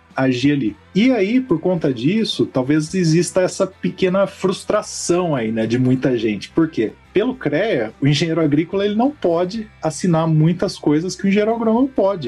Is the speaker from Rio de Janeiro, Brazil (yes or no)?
no; Campinas, São Paulo, Brazil; Como sou aqui de Campinas